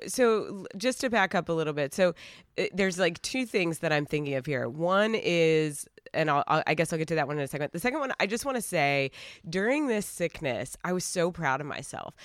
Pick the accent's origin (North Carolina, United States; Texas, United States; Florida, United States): North Carolina, United States; Asheville; now in Los Angeles, United States; we are originally from Asheville, North Carolina.